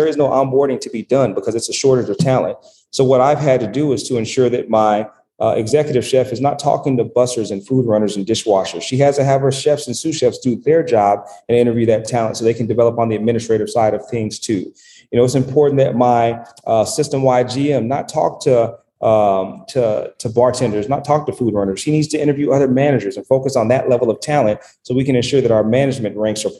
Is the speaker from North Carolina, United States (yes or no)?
no; Dallas, Texas, United States; I'm from Dallas